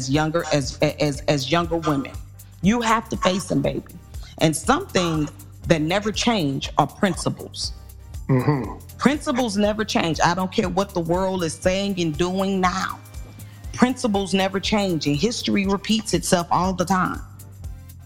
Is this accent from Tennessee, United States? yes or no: no; small town Mississippi, United States; moved away; my hometown